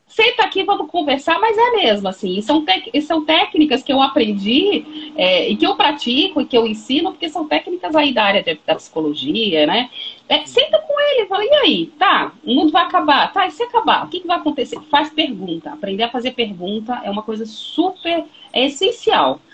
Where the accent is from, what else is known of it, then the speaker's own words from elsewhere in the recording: Brazil; a gente, como brasileiro